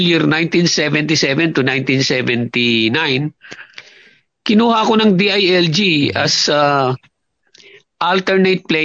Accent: Binangonan, Calabarzon, Philippines; also born or lived in Talisay, Camarines Norte; Sa Pilipinas, my birthplace is Binangonan, Rizal.

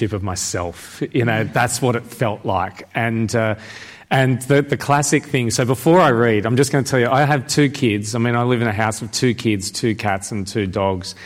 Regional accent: Sydney, New South Wales, Australia; I'm from Sydney

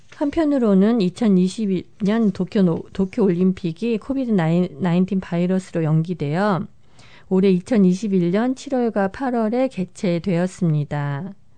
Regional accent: South Korea

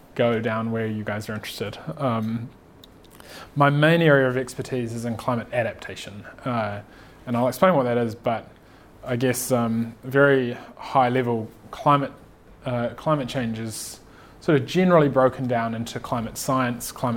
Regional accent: Napier, Hawke's Bay, New Zealand; moved away as an adult; also born or lived in Michigan, United States / Silicon Valley, United States; now in Christchurch, New Zealand; I grew up in Napier, but moved to Christchurch to study my degree

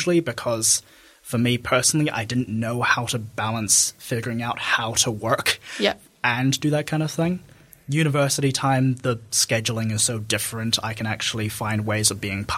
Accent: Dunedin, Otago, New Zealand; also born or lived in Christchurch; I was born in Christchurch, but basically brought immediately to Dunedin. So I am a Dunedin resident, lived here, raised here all my life

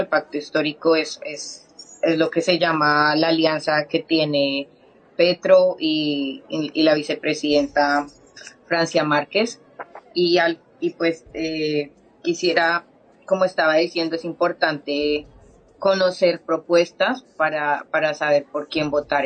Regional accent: Colombia; moved away; somos colombianas

